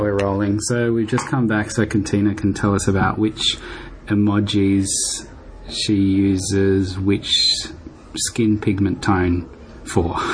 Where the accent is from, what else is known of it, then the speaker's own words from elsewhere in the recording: Darwin, Northern Territory, Australia; moved away; I grew up in Darwin